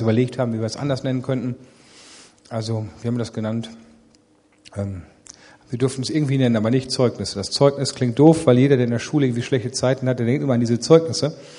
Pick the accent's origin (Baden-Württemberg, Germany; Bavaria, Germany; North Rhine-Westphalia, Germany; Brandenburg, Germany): North Rhine-Westphalia, Germany; Ennepetal; Ich bin aufgewachsen nicht in Remscheid, sondern in Rüggeberg